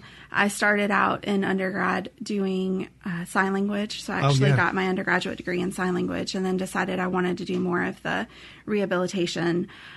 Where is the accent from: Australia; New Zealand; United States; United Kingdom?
United States; North Carolina; moved away as an adult; also born or lived in Portland, Oregon; now in Mississippi, United States; So I'm originally from North Carolina. I've been here for a little over a year.